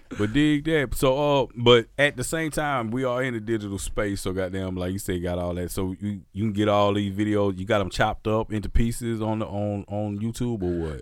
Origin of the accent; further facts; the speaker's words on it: Mississippi, United States; I'm from Mississippi